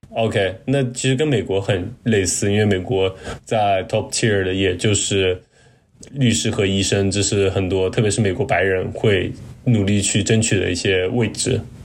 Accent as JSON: {"language": "Chinese", "country": "China", "said": "我们中国人"}